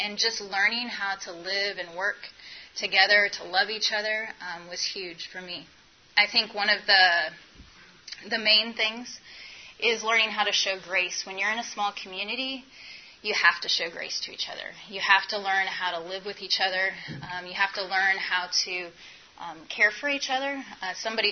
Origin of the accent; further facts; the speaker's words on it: Nebraska, United States; moved away as an adult; also born or lived in Memphis, Tennessee / Africa; I'm from Nebraska, from a farm girl from Nebraska, and so moving to Memphis was a huge change for me.